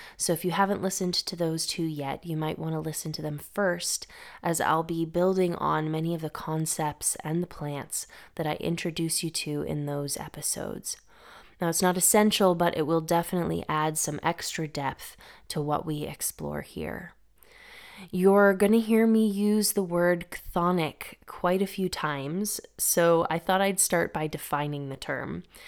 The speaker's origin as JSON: {"language": "English", "region": "Massachusetts", "country": "United States", "tie": "born or raised there", "moved": "yes", "lives_now": "Greece", "said": "I grew up in Massachusetts, which is in the Northeast United States"}